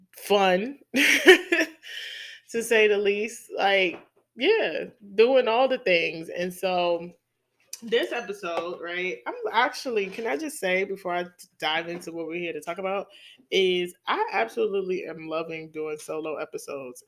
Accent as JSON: {"language": "English", "town": "New York City", "region": "New York", "country": "United States", "tie": "born or raised there", "accent": "New York", "said": "my hometown, New York City"}